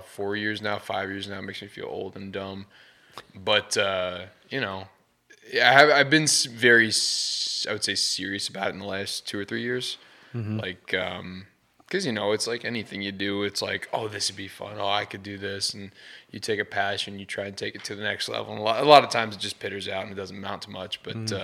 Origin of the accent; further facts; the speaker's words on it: St. Louis, Missouri, United States; I'm from St. Louis, Missouri